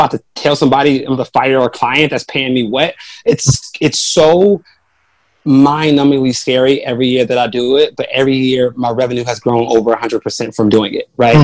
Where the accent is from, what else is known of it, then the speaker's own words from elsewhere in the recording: Chicago, Illinois, United States; I grew up on the South Side of Chicago, in low income neighborhood